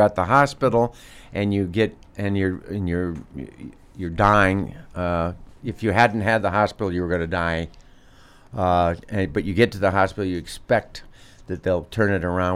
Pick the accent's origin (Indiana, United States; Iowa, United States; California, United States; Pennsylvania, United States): Iowa, United States; Des Moines; I grew up in Des Moines